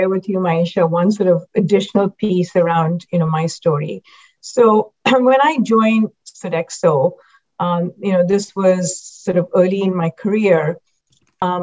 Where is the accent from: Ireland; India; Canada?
India; Mumbai, Maharashtra; moved away as an adult; now in United States; I grew up in Mumbai, and growing up in Mumbai, India, everyone pretty much looked like me